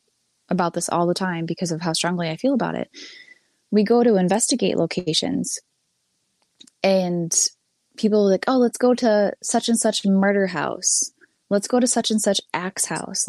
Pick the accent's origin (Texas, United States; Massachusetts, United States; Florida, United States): Massachusetts, United States; my hometown, the year I was born